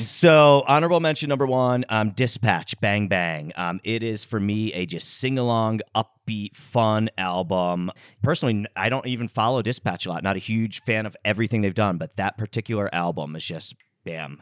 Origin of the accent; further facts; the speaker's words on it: United States; we grew up here in the States